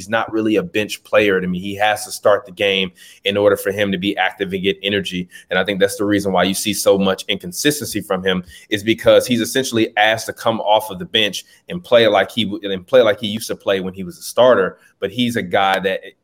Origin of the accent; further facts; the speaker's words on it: Chicago, Illinois, United States; I'm from the South Side of Chicago